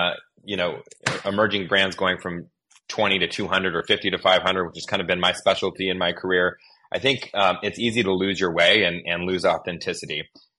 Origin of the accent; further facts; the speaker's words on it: Pacific Northwest, United States; also born or lived in Northern California / Southern California; just to also kind of emphasize my own background, I'm from the West Coast.